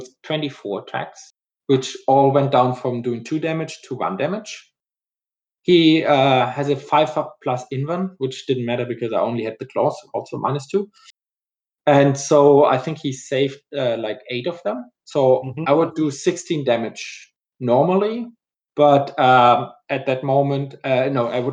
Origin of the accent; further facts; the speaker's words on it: Germany; English is a second language; now in Houston, United States; in Germany, my home country, as most of the people were already have guessed from my accent.